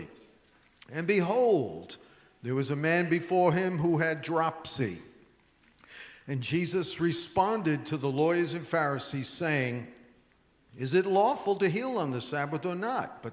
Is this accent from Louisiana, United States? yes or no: no; New York, United States; I'm a New Yorker